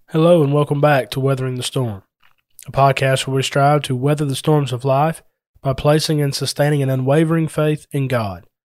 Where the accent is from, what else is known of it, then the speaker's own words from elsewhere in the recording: Adairsville, Georgia, United States; moved away; my hometown of Adairsville